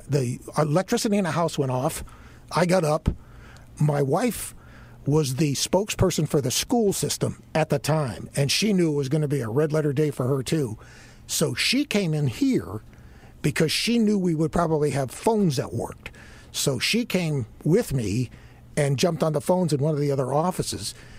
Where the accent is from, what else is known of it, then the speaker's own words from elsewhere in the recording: Miami, Florida, United States; now in Charlotte, United States; I grew up in Miami